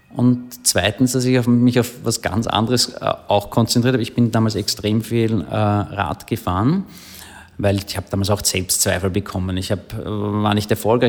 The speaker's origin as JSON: {"language": "German", "town": "Klosterneuburg", "region": "Lower Austria", "country": "Austria", "tie": "born or raised there", "said": "Ich bin in Klosterneuburg aufgewachsen"}